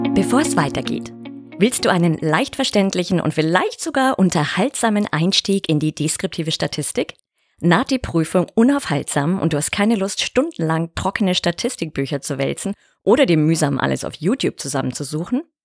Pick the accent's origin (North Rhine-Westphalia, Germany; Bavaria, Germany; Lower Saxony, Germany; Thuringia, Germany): Bavaria, Germany; Bavarian Alpine foothills, Germany; in meine Heimat, ins bayerische Voralpenland